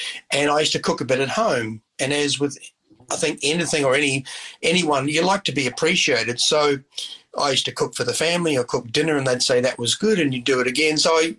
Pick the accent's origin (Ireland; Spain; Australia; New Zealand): New Zealand; Christchurch, Canterbury; also born or lived in Oxford; I was from Christchurch. We lived in Oxford, which is 30 miles out of Christchurch.